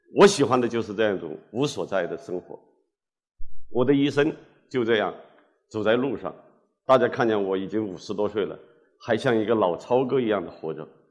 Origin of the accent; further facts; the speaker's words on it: Hubei, China; moved away; 我从我的故乡那个偏僻的土家中苗族小镇出发，湖北省的最偏僻的那个角落，就是我的故乡，在地图上可以标得清清楚楚